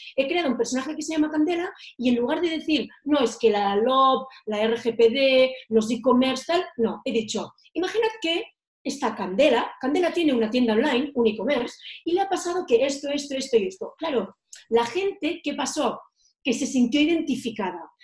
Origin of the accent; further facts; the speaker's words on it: Girona, Catalonia, Spain; moved away as an adult; also born or lived in Menorca; now in Madrid, Spain; yo soy de Girona, soy, mi ciudad natal, yo soy catalana de pura raza, aunque estoy viviendo en Madrid desde hace siete años